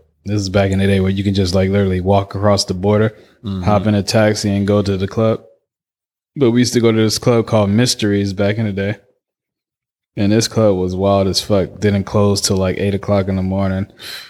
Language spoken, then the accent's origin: English; Oakland, California, United States; I can literally say I'm from Oakland, nigga.